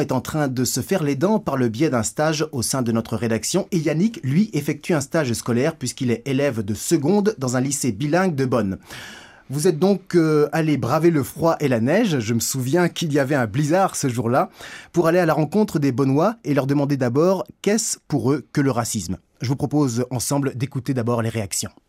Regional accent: Greece; Chez nous, en Grèce

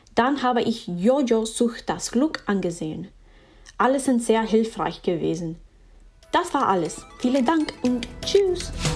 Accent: Miami, Florida, United States; German is a second language; ich komme aus Miami, Florida

